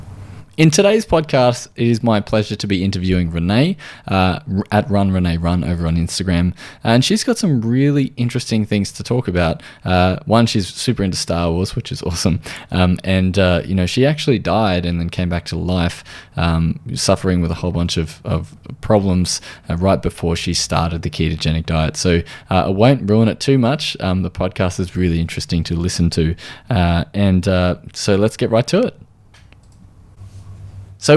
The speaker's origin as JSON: {"language": "English", "country": "Australia", "accent": "Australian"}